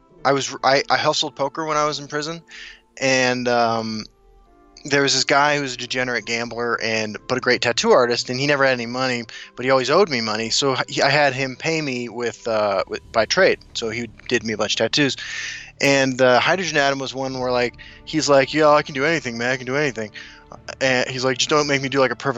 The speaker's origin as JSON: {"language": "English", "town": "Kansas City", "country": "United States", "tie": "born or raised there", "also_born_or_lived": "South Dakota", "moved": "yes", "lives_now": "Denver, United States", "said": "I'm originally from South Dakota. I grew up in Kansas City, and now I live in Denver."}